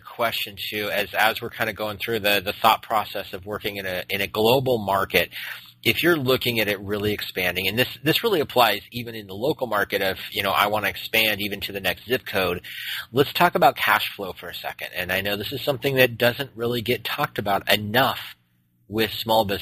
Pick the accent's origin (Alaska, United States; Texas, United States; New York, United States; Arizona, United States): Arizona, United States; Phoenix; moved away as an adult; now in Portland, United States; being from Phoenix, we have very, very much a lot of L.A. influence